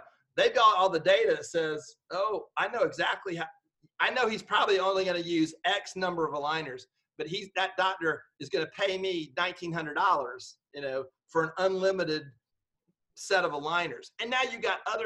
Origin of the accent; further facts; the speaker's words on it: Georgia, United States; I'm just from Georgia